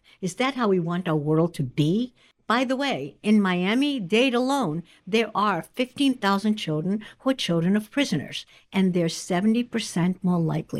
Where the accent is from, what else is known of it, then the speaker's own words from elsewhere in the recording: Poland; born there; And I was born in Poland in 1945.